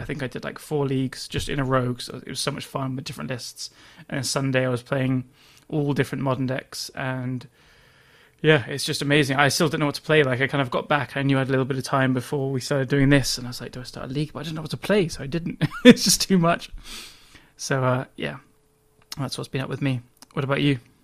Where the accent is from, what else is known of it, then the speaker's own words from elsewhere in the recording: England, United Kingdom; I'm English